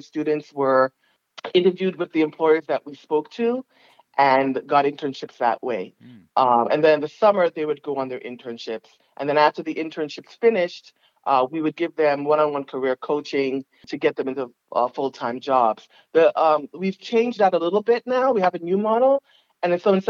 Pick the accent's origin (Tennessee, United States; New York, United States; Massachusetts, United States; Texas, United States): New York, United States; New York City; I'm originally from Staten Island